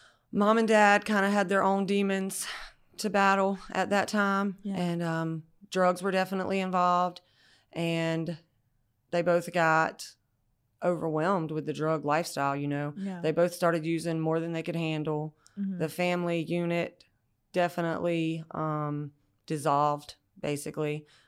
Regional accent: Brooklet, Georgia, United States; now in Garden City, United States; I live in Garden City now. I grew up in Brooklet, Georgia, the Bullock-Bryan County. So kind of in the country, kind of different from where I am now.

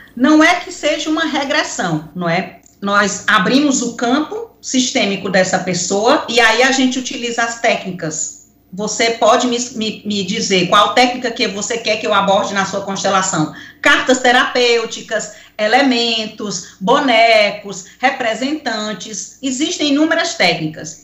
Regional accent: Picos, Piauí, Brazil; quando eu era pequena, lá em Picos, aonde eu nasci

